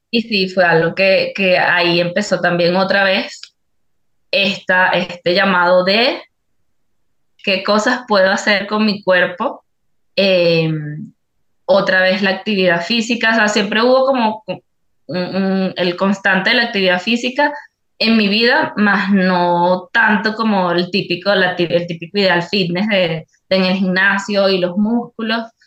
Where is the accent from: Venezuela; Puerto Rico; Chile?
Venezuela; moved away as an adult; now in Ecuador